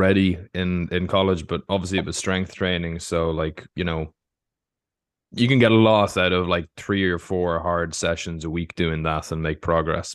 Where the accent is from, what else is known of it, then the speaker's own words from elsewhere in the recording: Ireland; I'm from Ireland